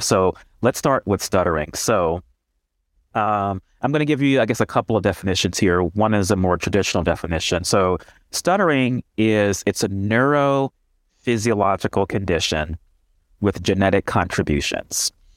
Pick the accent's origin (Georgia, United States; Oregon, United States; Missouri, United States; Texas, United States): Texas, United States; Houston; moved away as an adult; also born or lived in Ohio / Michigan; now in Detroit, United States; I'm originally from Houston, Texas